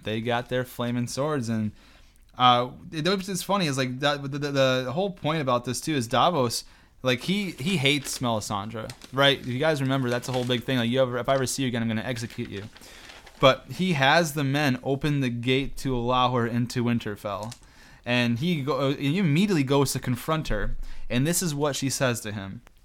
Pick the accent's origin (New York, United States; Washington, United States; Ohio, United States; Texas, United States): New York, United States; I'm from New York, and I guess we kinda talk fast just by nature